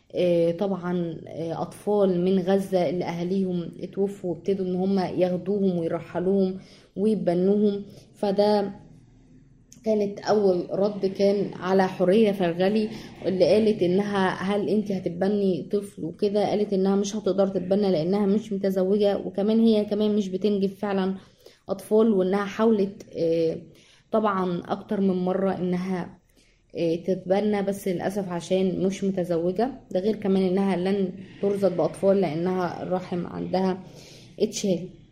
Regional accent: Egypt; إحنا شعب مصري أصيل

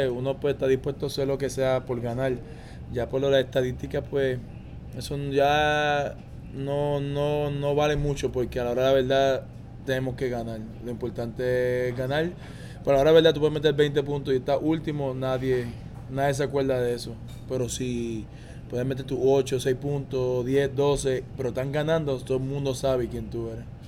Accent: Caguas, Puerto Rico; also born or lived in Mayagüez / Aguada / Ponce; yo nací en Mayagüez, me crié en Aguada un par de años, entonces me mudé para Cagua

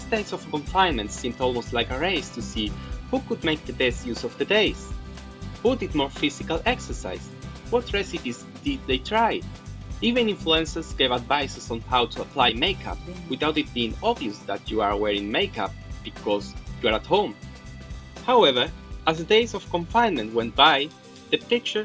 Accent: La Línea de la Concepción, Andalusia, Spain; I'm from La Línea as well

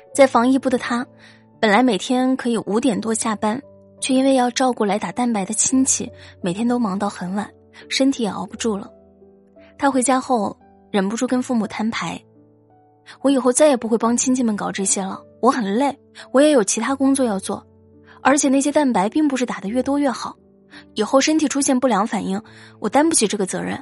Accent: Guangdong, China; 我是潮汕人，估计大部分出生在潮汕家庭的孩子都会有明显的感觉

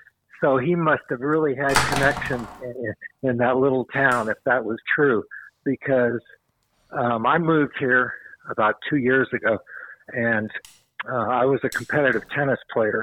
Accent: Los Angeles, California, United States; born there; also born or lived in Montana / North Carolina / South Carolina / Louisiana; From I was born in Los Angeles, and I lived in Montana and North Carolina, South Carolina, Louisiana.

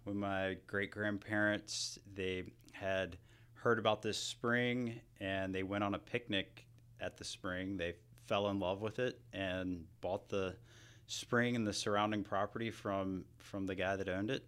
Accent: Hamilton, Georgia, United States; I grew up near Columbus, Georgia

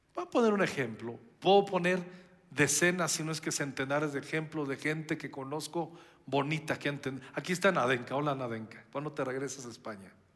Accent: Mexico

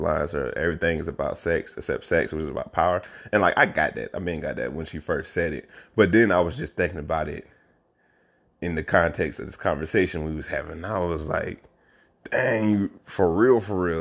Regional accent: South Carolina, United States; moved away as an adult; now in Oakland, United States; growing up in this state

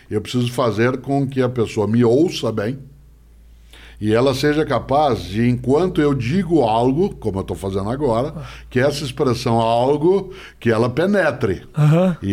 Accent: Paraná, Brazil; accent: caipira; now in São Paulo, Brazil; Né, eu sou caipira, portanto, eu tenho a puxada do R, do norte okay. do Paraná. Aí eu estou na capital paulista há 53 anos

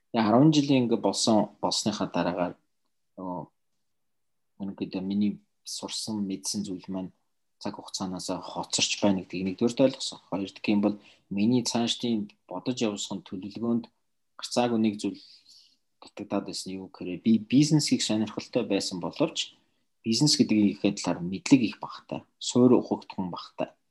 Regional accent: Mongolia; also born or lived in Russia; би Орос руу явж Оросод 6 жил эмчилгээ хийлгэж авсан. Тэгтээ би Оросод э, баг сургуулаа төгсөөд Монголд ирээд дунд сургуулаа Монголд төгсөөд

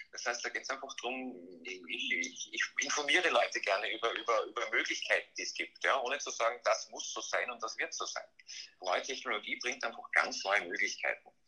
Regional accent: Graz, Styria, Austria; born there; Ich bin mittlerweile 39 Jahre alt, äh, gebürtig in Graz äh, und, und, mittlerweile auch tätig in Graz.

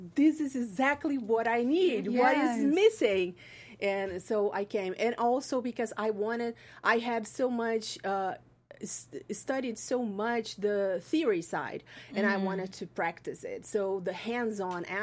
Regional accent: Brazil; moved away as an adult; now in Los Angeles, United States; In Brazil. I'm from Brazil

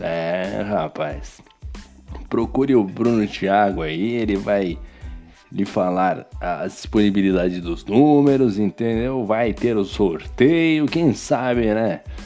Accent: Brazil; eu sou brasileiro

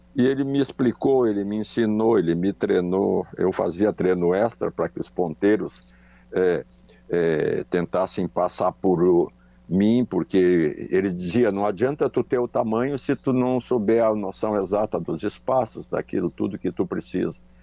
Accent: Charqueadas, Rio Grande do Sul, Brazil; also born or lived in Porto Alegre; eu sou natural de Charqueadas, só que Charqueadas naquela época era distrito de São Jerônimo

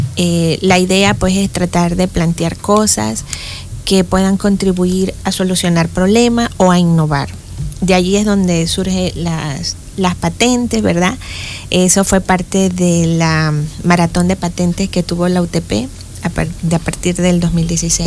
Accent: Boquete, Chiriquí, Panama; also born or lived in Spain; soy de Boquete, eh, nací en Boquete y en aquellos tiempos en que las mamás tenían los hijos en la casa

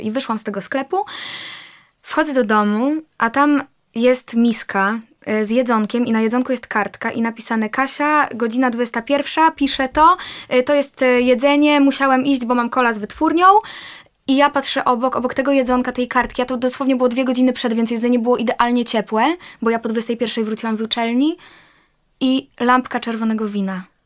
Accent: Poland

